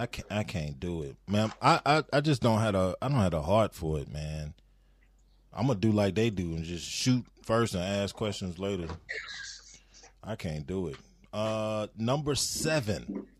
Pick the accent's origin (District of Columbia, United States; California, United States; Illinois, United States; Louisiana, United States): Louisiana, United States; I'm from Louisiana, where they still have sundown towns.